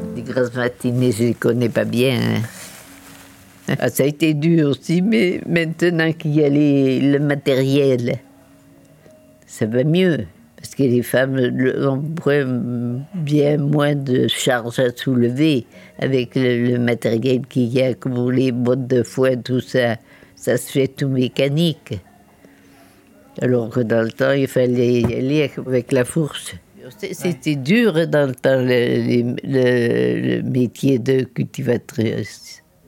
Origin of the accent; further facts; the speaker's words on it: Châteauponsac, Nouvelle-Aquitaine, France; also born or lived in Limoges; je suis née en 1933 à Limoges. Et après, mes parents sont venus acheter une petite propriété euh, là, dans la commune de château bonsac